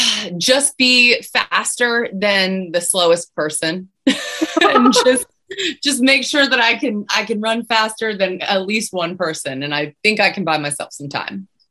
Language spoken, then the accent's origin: English; Pittsburgh, Pennsylvania, United States; moved away; I'm originally from Pittsburgh